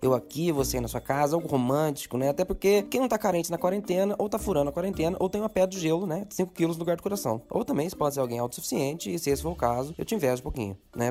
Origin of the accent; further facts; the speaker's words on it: Brazil; a gente, como brasileiro